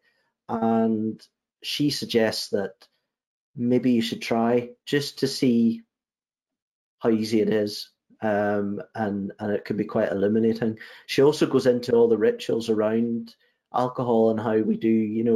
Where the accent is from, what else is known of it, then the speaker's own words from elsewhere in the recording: Northern Ireland, United Kingdom; I grew up in Northern Ireland